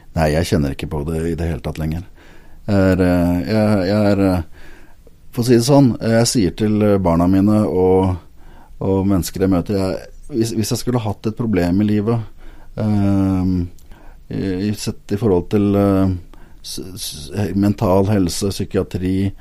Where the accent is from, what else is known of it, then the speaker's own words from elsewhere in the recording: Lillestrøm, Akershus, Norway; now in Agder, Norway; jeg kommer jo ikke fra Sørlandet, det er jo lett å høre, men, men, hjertet mitt er sørlandsk. Eh, jeg er opprinnelig fra Lillestrøm